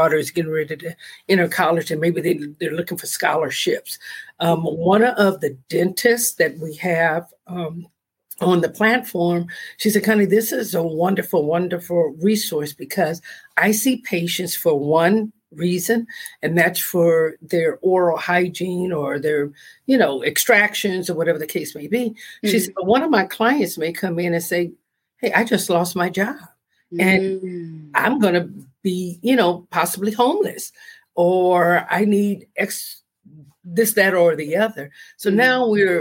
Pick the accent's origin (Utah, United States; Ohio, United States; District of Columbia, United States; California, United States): California, United States; Los Angeles; I'm a native California, born and raised in Los Angeles